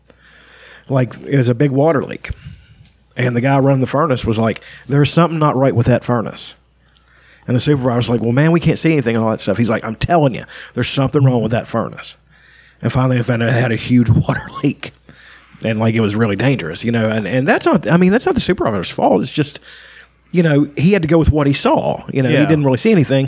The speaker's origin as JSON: {"language": "English", "region": "West Virginia", "country": "United States", "also_born_or_lived": "Bellevue, Ohio", "moved": "yes", "said": "I was from West Virginia"}